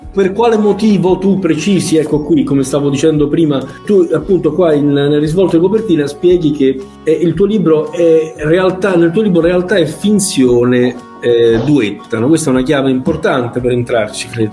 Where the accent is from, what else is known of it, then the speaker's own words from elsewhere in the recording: Foggia, Apulia, Italy; Io vengo da Foggia